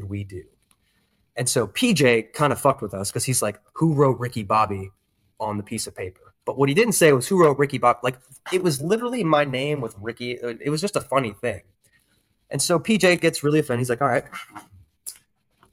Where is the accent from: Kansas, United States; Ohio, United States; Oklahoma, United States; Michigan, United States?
Ohio, United States; Chardon; moved away as an adult; also born or lived in San Diego, California; now in Texas, United States; I'm originally from Chardon, Ohio. It's a small town on the east side of Cleveland. Grew up there